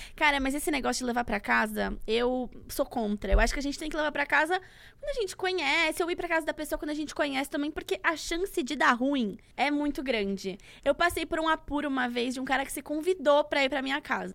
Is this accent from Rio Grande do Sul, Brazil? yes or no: no; Santos, São Paulo, Brazil; uma corrida que é importante lá da minha cidade